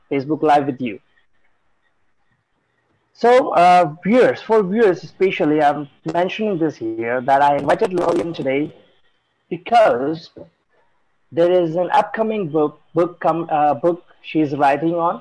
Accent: India; I'm from India

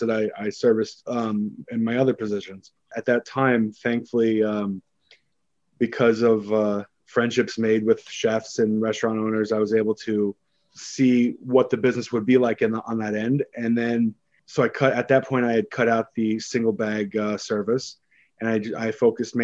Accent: Seattle, Washington, United States; moved away; also born or lived in Woodinville, Washington / New York; I grew up in Seattle, and I actually grew up around the third wave coffee wave before it was cool.

